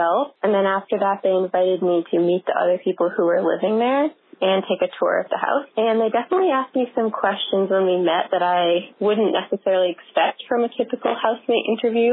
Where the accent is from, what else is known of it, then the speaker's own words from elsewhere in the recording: Ann Arbor, Michigan, United States; my hometown of Ann Arbor, Michigan